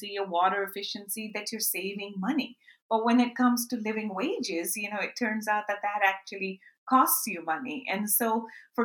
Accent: Karachi, Sindh, Pakistan; my hometown of Karachi, Pakistan

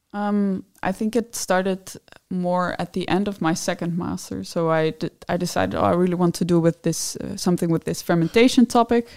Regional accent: Netherlands; moved away as an adult; now in Denmark; I'm from the Netherlands

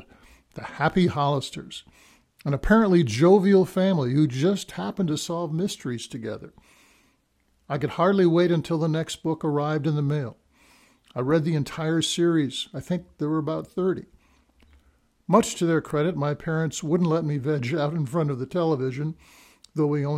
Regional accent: Minnesota, United States; now in Cedar Rapids, United States; a boy growing up in Minnesota

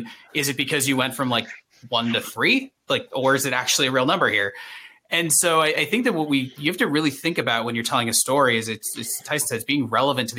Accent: Boston, Massachusetts, United States; I grew up in Boston in the 80s and 90s

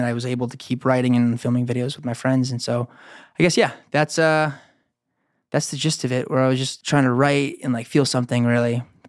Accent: Huntington, United States; moved away as an adult; I'm from Huntington, yeah.

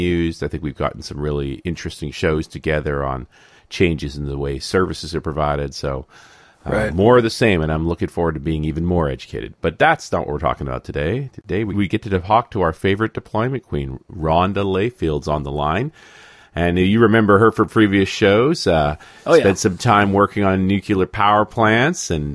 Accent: New Zealand; moved away; I'm originally from New Zealand

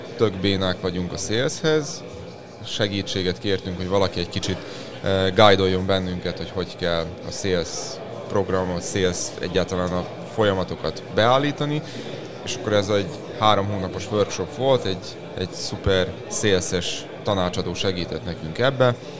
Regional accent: Subotica, Vojvodina, Serbia; mi Vajdaságból jövünk, Szabadkáról, határ túloldaláról

